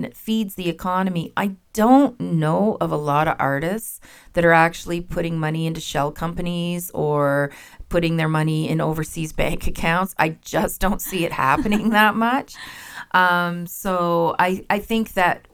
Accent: Ottawa Valley, Ontario, Canada; also born or lived in Windsor / Toronto / Killaloe; now in Kitchener-Waterloo, Canada; I grew up in the Ottawa Valley

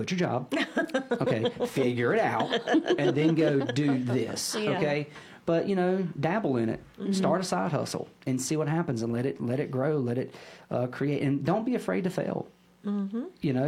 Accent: Statesville, North Carolina, United States; I was born and raised in Statesville.

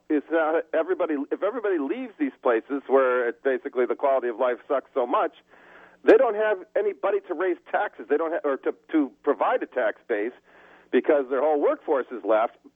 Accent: Michigan, United States; moved away as an adult; now in Seattle, United States; my home state of Michigan, which I shall never return to because it has been destroyed by Republicans in the last 25 years since I left.

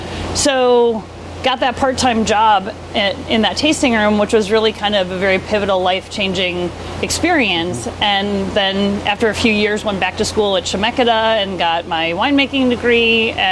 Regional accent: Wisconsin, United States; moved away as an adult; now in Portland, United States; I grew up in Wisconsin. I went to undergrad in Madison.

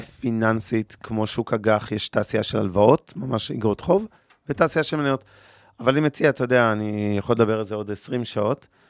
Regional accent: Israel; אנחנו ישראלים

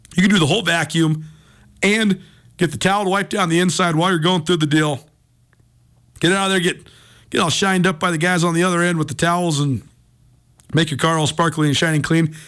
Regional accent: Missoula, Montana, United States; born or raised there

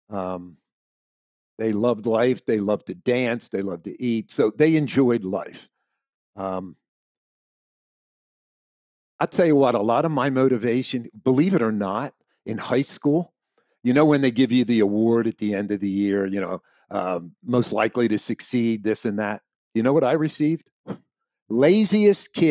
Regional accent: Florida, United States; I moved back to my hometown when my parents got sick, uh, my wife and I, and to help. You know, we wanted them to uh, finish their life here in their own house.

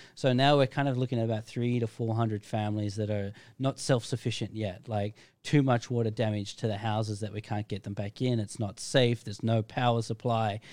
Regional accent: Australia; now in Phuket, Thailand; I'm from Australia

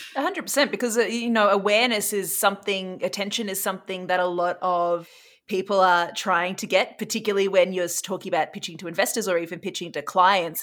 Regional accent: Australia; now in Canada

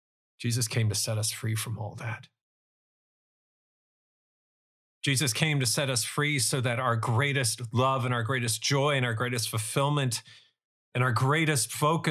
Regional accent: United States; Or even as an American

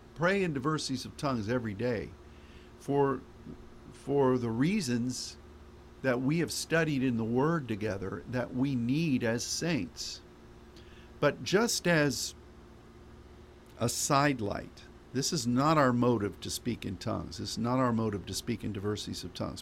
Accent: United States

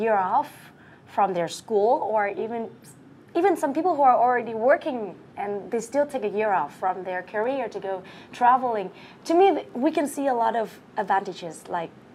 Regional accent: Hanoi, Vietnam; English is a second language; my hometown is Hanoi, the central city of Vietnam

